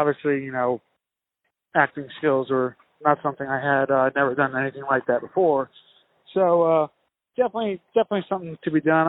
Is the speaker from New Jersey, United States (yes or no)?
no; Spring Valley, New York, United States; now in South Carolina, United States; I grew up in Spring Valley